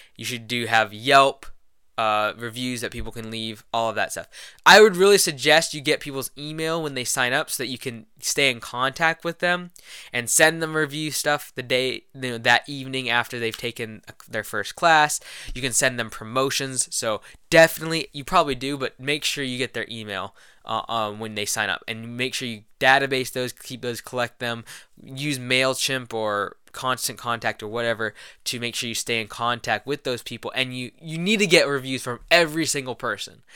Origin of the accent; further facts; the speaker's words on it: Louisville, Kentucky, United States; I was born in Louisville, Kentucky.